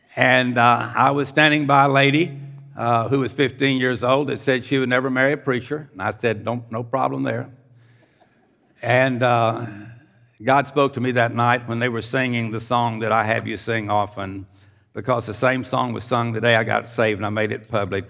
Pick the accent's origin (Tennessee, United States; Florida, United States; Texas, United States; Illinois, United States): Texas, United States; Pasadena; also born or lived in Houston, Texas; Grew up in Pasadena, Texas, at age seven